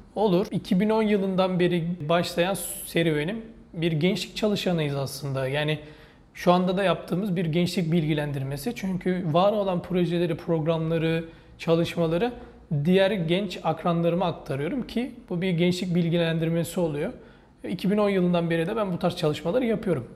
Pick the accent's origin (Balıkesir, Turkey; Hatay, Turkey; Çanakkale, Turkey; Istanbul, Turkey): Çanakkale, Turkey; also born or lived in Bursa; Çanakkale'liyim. 18 Mart 1991 doğumluyum